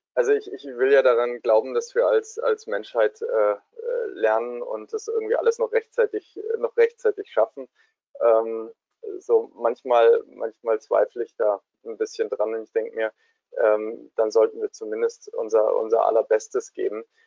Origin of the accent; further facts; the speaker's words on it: Swabia, Germany; da wo ich herkomme, in Schwaben